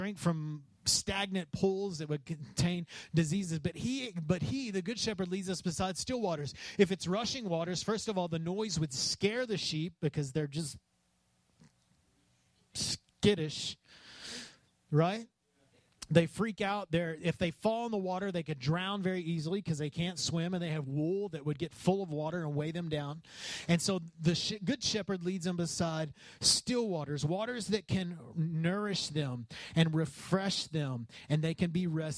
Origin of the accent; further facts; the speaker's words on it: West Texas, United States; I grew up in West Texas